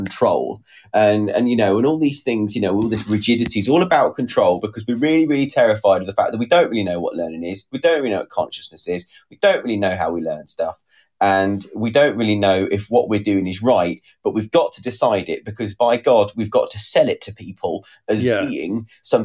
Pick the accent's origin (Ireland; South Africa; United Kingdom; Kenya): United Kingdom; Part of being British